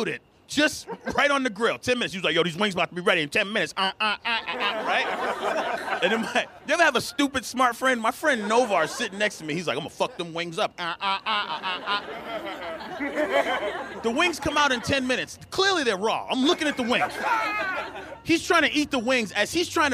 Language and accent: English; Boston, Massachusetts, United States; I'm from Boston